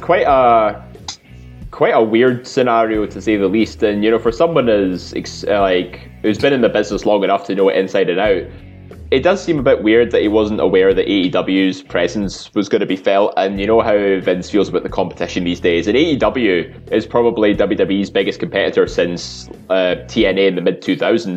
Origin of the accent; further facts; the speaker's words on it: Scotland, United Kingdom; we're all Scottish